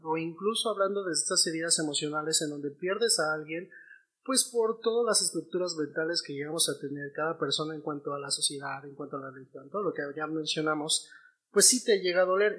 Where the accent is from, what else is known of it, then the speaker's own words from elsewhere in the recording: Mexico; nosotros como mexicanos